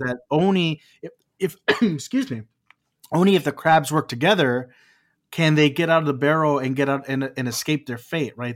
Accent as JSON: {"language": "English", "region": "Texas", "country": "United States", "moved": "yes", "lives_now": "California, United States", "said": "I live in California, but I'm from Texas."}